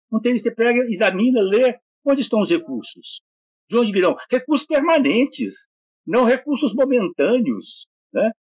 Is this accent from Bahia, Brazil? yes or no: no; Bocaiúva, Minas Gerais, Brazil; moved away; Eu nasci, criei, passei minha juventude em Bocaiúva, no norte de Minas